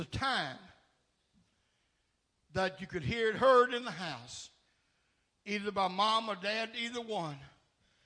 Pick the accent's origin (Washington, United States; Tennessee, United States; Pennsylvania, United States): Tennessee, United States; Nashville; The dead-end street that I was raised up on in South Nashville